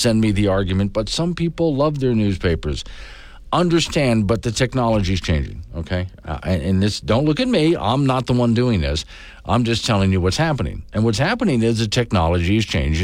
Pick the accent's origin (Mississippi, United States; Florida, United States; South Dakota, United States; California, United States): Florida, United States; I grew up in Florida.